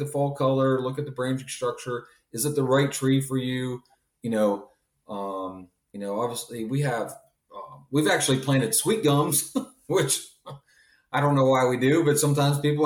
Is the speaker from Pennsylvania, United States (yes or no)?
yes; Pennsylvania, United States; moved away; Me growing up in Pennsylvania